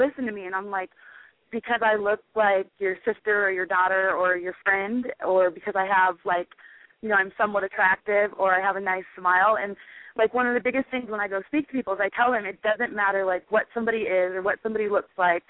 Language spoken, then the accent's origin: English; Nebraska, United States; I'm from Nebraska